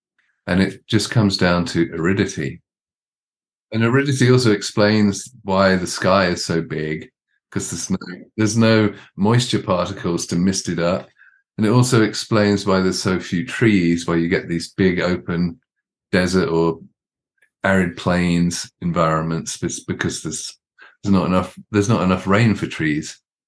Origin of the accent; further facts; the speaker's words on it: London, United Kingdom; also born or lived in Arizona / Mississippi; now in United States; I've now spent more of my life in Southern Arizona than I have anywhere else, including, you know, growing up in London.